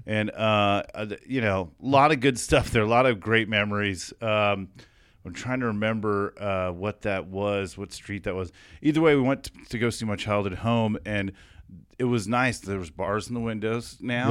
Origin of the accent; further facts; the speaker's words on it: Chino, California, United States; also born or lived in Fresno; I moved from Fresno at four to, to Chino